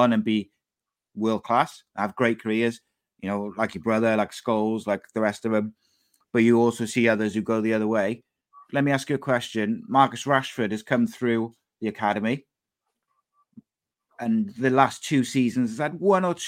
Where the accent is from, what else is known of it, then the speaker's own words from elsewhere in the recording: Wales, United Kingdom; as a Welsh fan